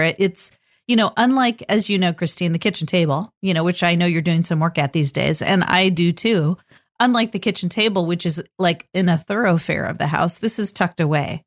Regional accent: California, United States; now in Portland, United States; I grew up in California and nobody had basements

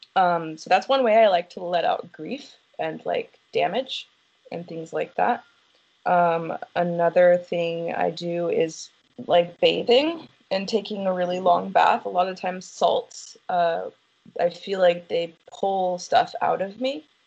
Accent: United States; I'm from America

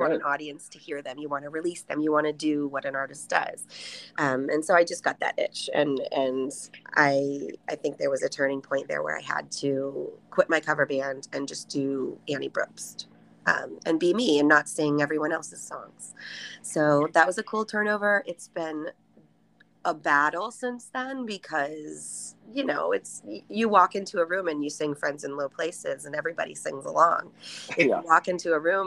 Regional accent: Columbus, Ohio, United States; moved away as an adult; now in Massachusetts, United States; I grew up in Columbus

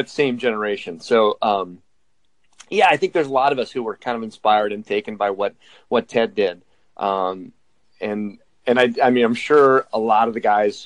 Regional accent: Minnesota, United States; I grew up in Minnesota

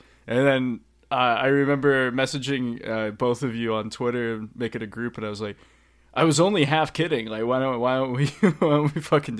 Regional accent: Reading, Massachusetts, United States; I'm from Reading, Mass.

